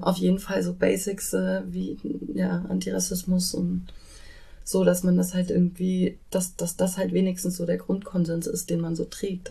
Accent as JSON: {"language": "German", "town": "Bielefeld", "region": "North Rhine-Westphalia", "country": "Germany", "moved": "yes", "lives_now": "Hamburg, Germany", "said": "Ich komme ursprünglich aus Bielefeld"}